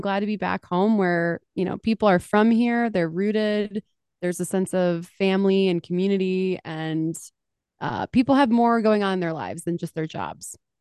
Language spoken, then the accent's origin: English; Mentor, Ohio, United States; moved away as an adult; also born or lived in Washington, D.C.; I'm from Mentor, Ohio, so I'm from Cleveland